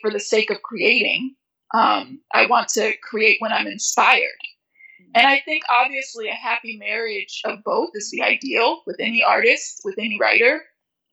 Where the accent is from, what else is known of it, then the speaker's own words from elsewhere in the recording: United States; My family immigrated to America when I was 5. Because there was a war in my home country